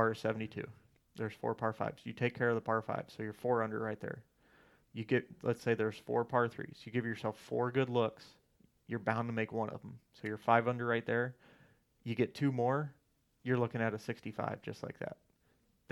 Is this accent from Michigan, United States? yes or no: no; Ohio, United States; I'm from Ohio